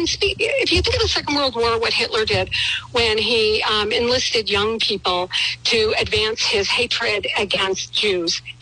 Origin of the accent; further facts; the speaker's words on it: Canada; moved away as an adult; now in United States; I was raised in Canada. I became an American citizen over 30 years, you know, a long time ago. I moved to this country